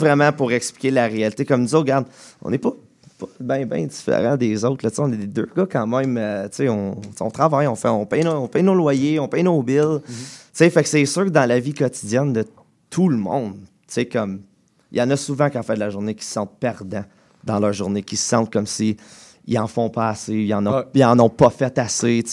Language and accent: French; Embrun, Ontario, Canada; je viens de, de, Embrun, en Ontario